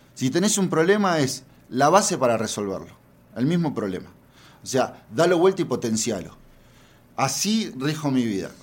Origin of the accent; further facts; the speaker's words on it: Argentina; moved away as an adult; now in Mexico; soy argentina, lo pueden notar por mi tono